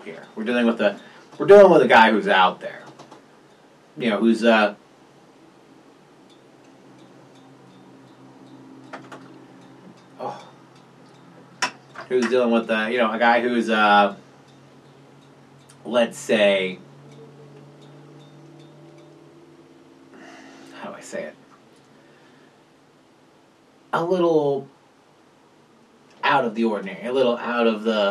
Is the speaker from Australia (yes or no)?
no; South Carolina, United States; now in Indiana, United States; I'm from South Carolina